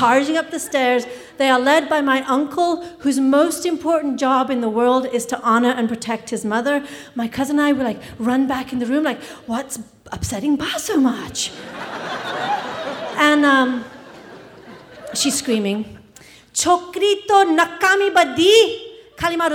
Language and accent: English; England, United Kingdom; I grew up in England, and some of my earliest memories are of living in a drafty Victorian house